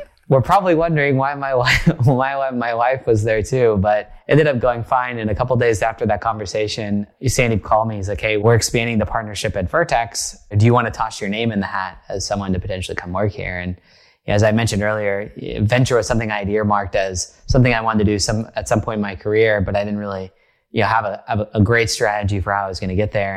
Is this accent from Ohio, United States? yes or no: no; rural Oklahoma, United States; moved away as an adult; now in Bay Area, United States; I grew up in a place that was very foreign to the Bay Area where I now live, almost a separate country, but not quite. It's called rural Oklahoma. So I grew up in Oklahoma